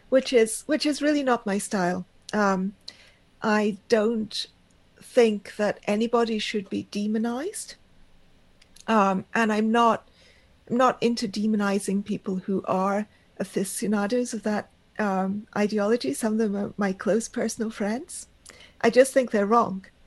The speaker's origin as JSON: {"language": "English", "country": "India", "said": "and of course, I, I am Indian and I have that connection."}